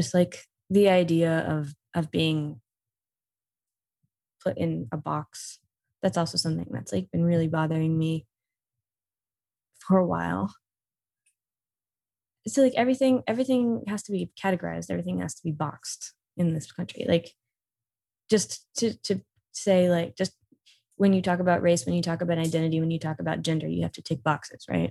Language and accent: English; Israel; moved away as an adult; now in United States; growing up in Israel